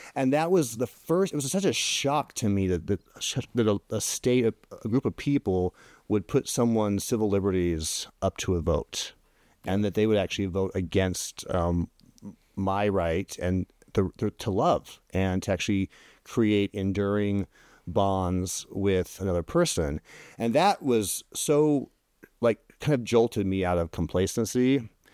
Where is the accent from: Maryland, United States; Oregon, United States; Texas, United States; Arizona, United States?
Oregon, United States; moved away; I grew up in Oregon